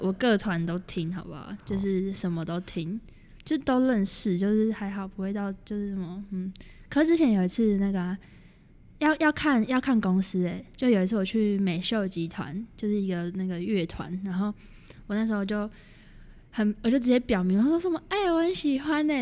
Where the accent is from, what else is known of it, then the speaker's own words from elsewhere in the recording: Taoyuan, Taiwan; 我是桃园人，然后桃园就很无聊啊